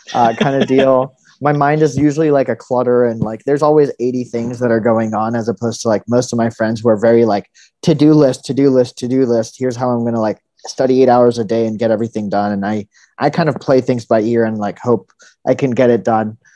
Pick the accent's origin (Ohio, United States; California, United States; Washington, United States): California, United States; also born or lived in India / New Haven, Connecticut; I was born in India and then uh, grew up mostly in California